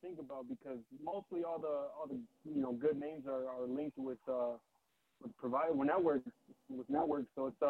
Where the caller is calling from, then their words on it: Colorado, United States; Oh, yeah, no … from Colorado.